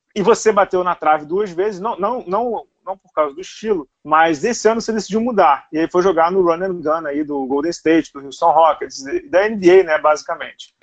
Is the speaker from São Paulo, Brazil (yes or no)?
no; Rio de Janeiro, Brazil; Você é tijucano que nem eu